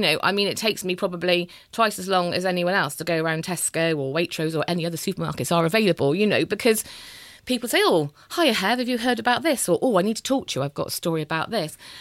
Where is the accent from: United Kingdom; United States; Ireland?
United Kingdom; Bristol, South West England; I always say I'm from Bristol.